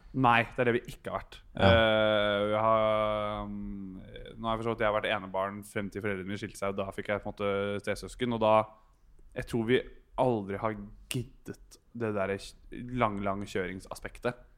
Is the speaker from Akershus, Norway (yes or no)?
yes; Bærum, Akershus, Norway; Jeg er fra Bærum